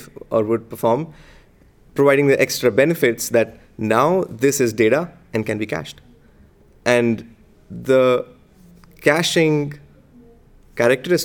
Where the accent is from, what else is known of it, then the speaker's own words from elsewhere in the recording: India; moved away; I grew up in India